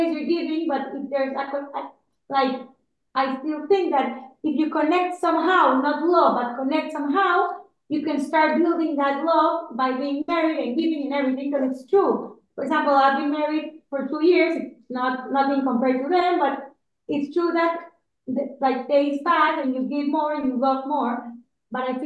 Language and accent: English; Panama; I'm also from Panama